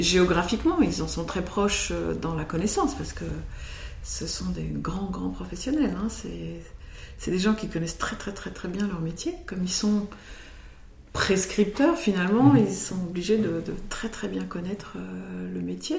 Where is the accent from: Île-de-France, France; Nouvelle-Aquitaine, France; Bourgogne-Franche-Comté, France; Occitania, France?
Bourgogne-Franche-Comté, France; Côte Chalonnaise, Burgundy; moved away; also born or lived in United States; de ma région d'origine, en Côte-Chalonnaise en Bourgogne